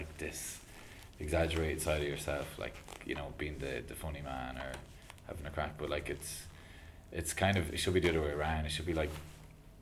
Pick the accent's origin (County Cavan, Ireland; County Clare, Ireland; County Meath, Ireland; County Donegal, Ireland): County Meath, Ireland; Kells; moved away; my hometown of Kells